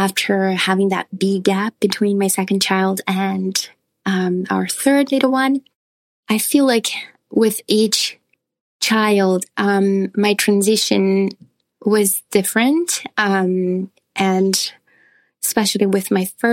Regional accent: Brazil; moved away as an adult; now in United States; Brazil, what I'm from

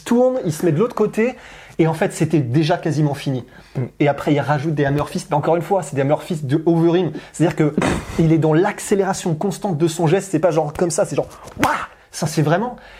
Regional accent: France; on est français

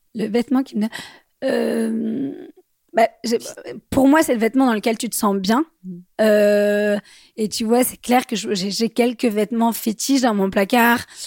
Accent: Bordeaux, Nouvelle-Aquitaine, France; now in Paris, France; je viens de Bordeaux, euh, j'habite à Paris

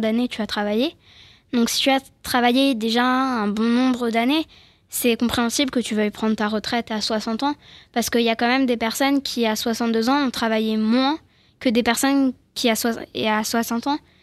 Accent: France; je suis française, je suis née ici

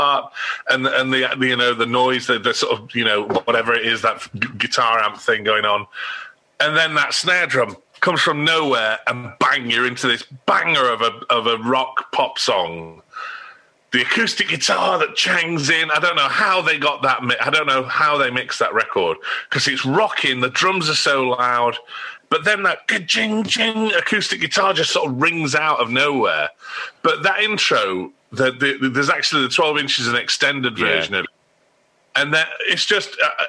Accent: Australia; I grew up in Australia. My parents emigrated when I was four.

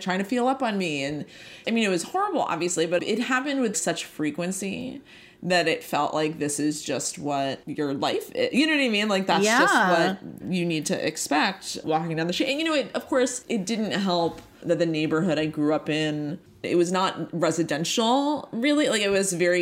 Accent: New York City, New York, United States; I grew up in Queens

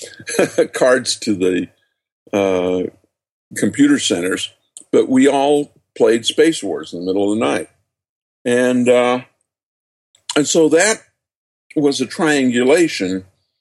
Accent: just outside of Salt Lake City, Utah, United States; born or raised there

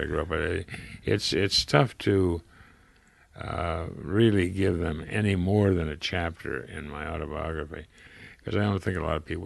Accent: Springfield, Ohio, United States; also born or lived in Dayton, Ohio; now in Santa Barbara, United States; this is Springfield, Ohio, where I was born in Dayton, but when they got divorced, I moved from Dayton to Springfield and with my grandmother and my mother

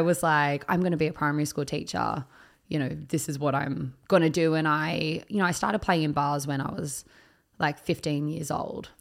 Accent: Picton, New South Wales, Australia; I grew up in Picton, which is the closest country town to Sydney

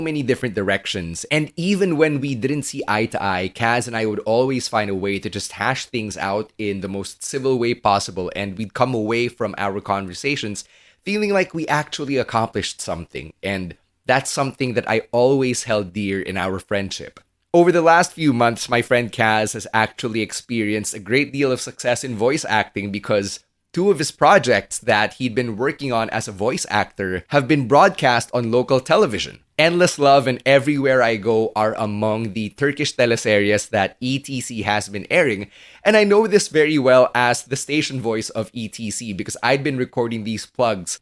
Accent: Philippines; Chinese Filipino like me

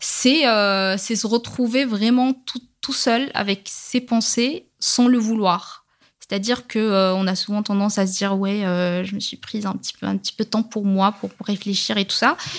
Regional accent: Rabat, Rabat-Salé-Kénitra, Morocco; now in France; je suis née, je, j'ai grandi au Maroc, j'ai quand même grandi, euh, dans la, dans la capitale

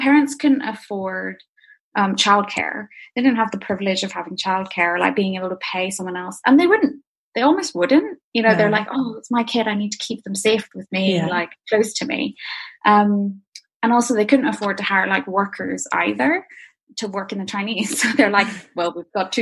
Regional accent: Northern Ireland, United Kingdom; also born or lived in Edinburgh; I basically grew up in Northern Ireland

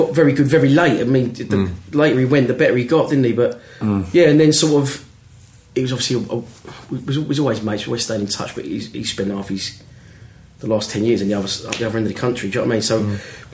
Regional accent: Welling, London, United Kingdom; I'm from Welling

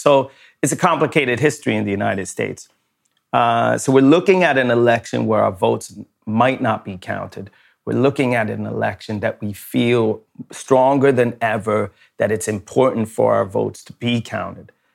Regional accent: Sweden; I was born in Sweden

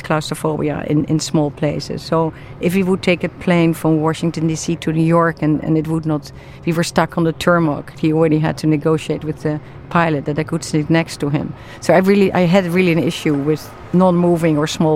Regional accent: The Hague, South Holland, Netherlands; I was born in the Netherlands, in the city The Hague, in a green neighborhood, as the youngest of four in a large extended family.

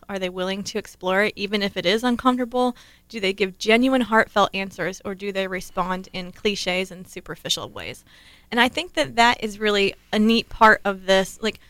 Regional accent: Ohio, United States; I grew up in Ohio.

